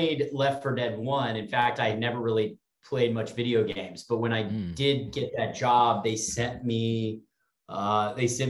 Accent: Texas, United States; I grew up in Texas

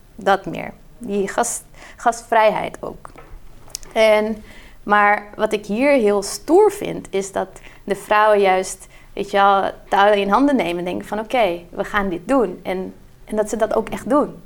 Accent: Brazil; now in Netherlands; ik ben in Brazilië opgegroeid

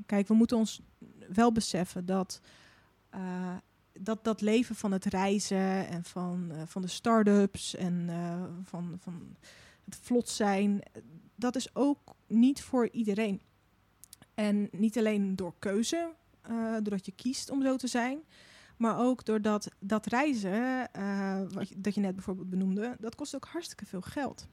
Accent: Moordrecht, South Holland, Netherlands; moved away as an adult; also born or lived in Russia; now in Utrecht, Netherlands; ik ben dus eh, op mijn zevende hier naartoe gekomen. En toen heb ik tot mijn achttiende in een dorpje genaamd nou, Moordrecht gewoond

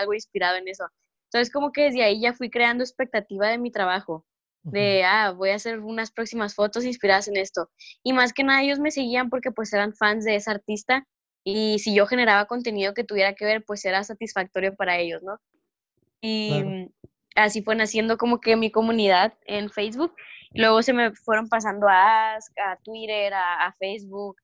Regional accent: Mexico; primer mexicana y joven de 17 años

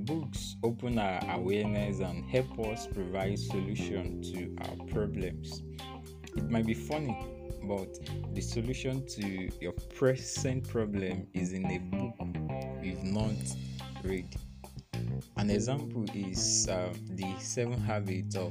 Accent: Ilaje, Ondo, Nigeria; also born or lived in Akure, Nigeria / Lagos State, Nigeria; I go from Akure to my hometown, Ilaje

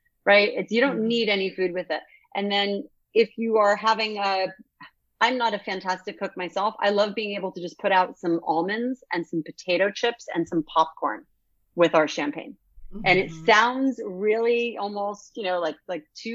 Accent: near Denville, New Jersey, United States; there's Denville, New Jersey, which is basically right from near where I'm from

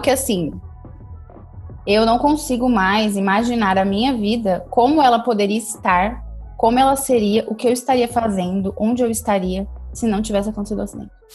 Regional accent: Ribeirão Preto, São Paulo, Brazil; Eu sou de Ribeirão Preto

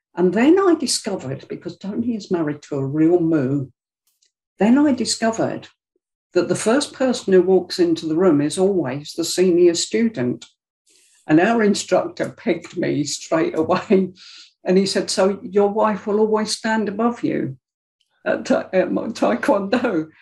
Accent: London, United Kingdom; moved away; I'm from South London originally, about South London it's from Greenwich.

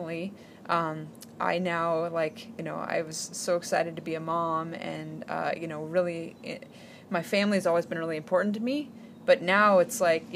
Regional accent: Alaska, United States; I grew up in Alaska, where we did not spend a lot of time in open water

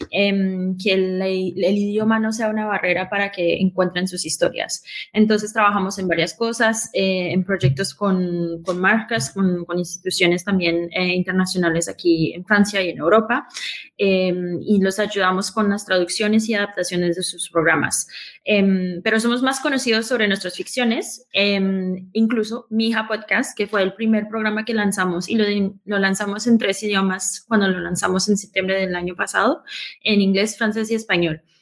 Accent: Colombia; fundadora de Estudio 80. Eh, soy colombiana americana y fundé esta compañía eh, de podcast multilingües.

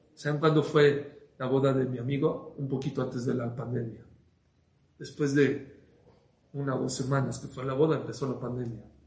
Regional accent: Mexico; nosotros en México

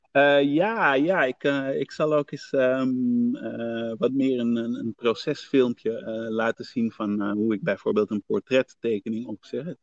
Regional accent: Netherlands; ik ben naar Nederland gekomen eh, toen ik eh, een baby was, van ja. 1, jaar oud

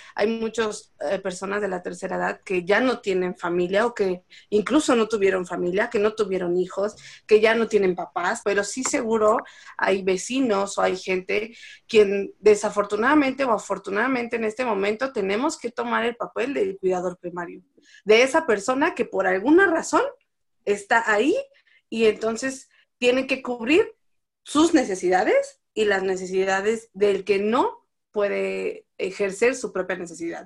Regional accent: Mexico

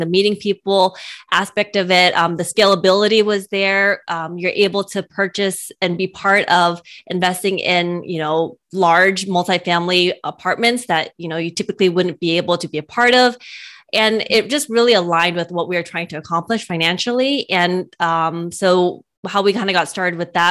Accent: California, United States; We're from California

